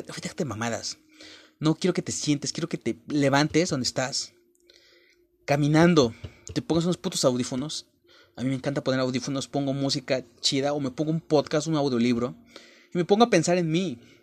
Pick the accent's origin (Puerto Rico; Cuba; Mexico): Mexico; Yo soy de México, la mayor parte de mexicanos hablamos con groserías